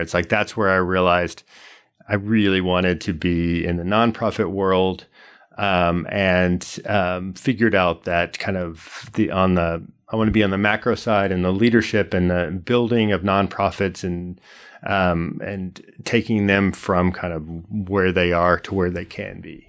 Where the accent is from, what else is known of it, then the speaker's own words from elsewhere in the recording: Austin, Texas, United States; also born or lived in Houston; I grew up here in Austin